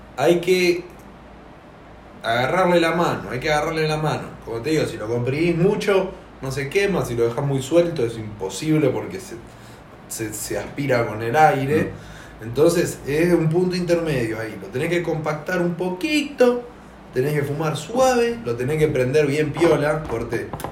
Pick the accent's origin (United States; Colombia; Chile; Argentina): Argentina; somos argentinos